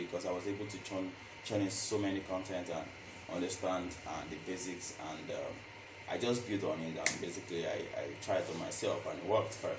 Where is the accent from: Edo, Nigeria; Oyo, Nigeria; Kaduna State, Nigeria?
Oyo, Nigeria; Ibadan; moved away as an adult; now in Lagos, Nigeria; I'm from Ibadan, and I came to Lagos, I think 2017